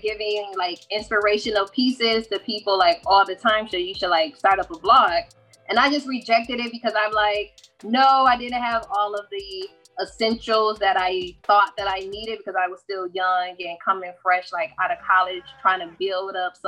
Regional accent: Michigan, United States; I am from Michigan

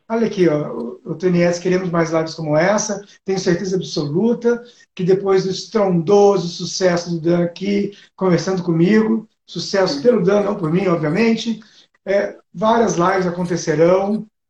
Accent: Ribeirão Preto, São Paulo, Brazil; lá na minha cidade, né? Que eu nasci em Ribeirão Preto, no interior de São Paulo

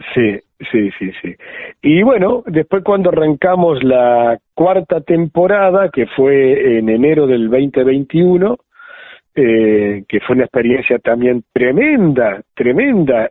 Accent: Juan Lacaze, Colonia, Uruguay; born or raised there; moved away; also born or lived in Argentina

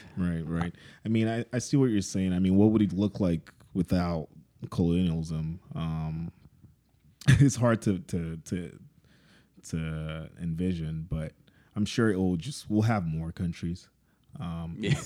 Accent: Lagos, Nigeria; moved away; we're from Lagos.

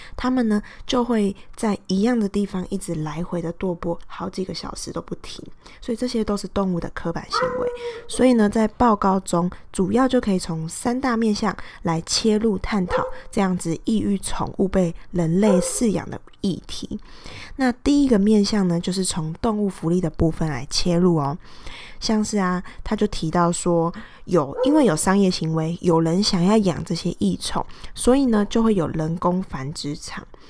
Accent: Pingtung County, Taiwan; 我是，呃，在屏东长大的嘛

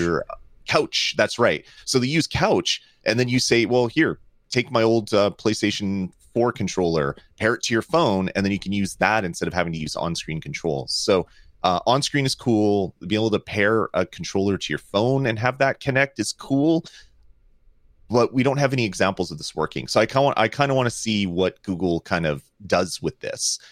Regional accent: Canada; I love Canada. I love being Canadian.

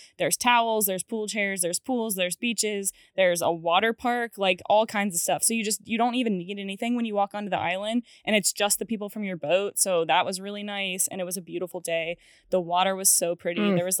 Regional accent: Cary, North Carolina, United States; I grew up in Cary and we're right near the train tracks in Cary.

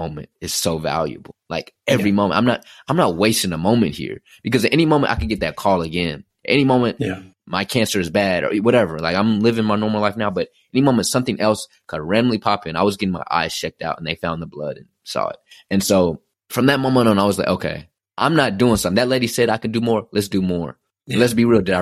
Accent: Dallas, Texas, United States; moved away as an adult; also born or lived in Philadelphia; I'm leaving home. I'm from Dallas, Texas. I went to Philadelphia

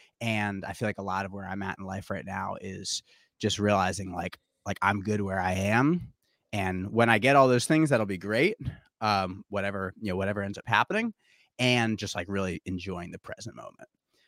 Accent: Brooklyn, New York, United States; it's kind of about my life and growing up in Brooklyn, you know, living in my parents' house.

